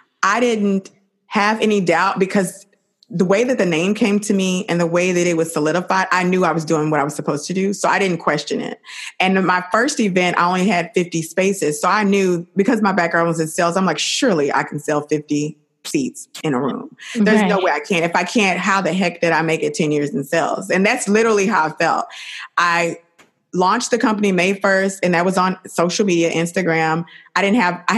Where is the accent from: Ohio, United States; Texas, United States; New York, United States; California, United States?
Texas, United States; Dallas; moved away; I'm from Dallas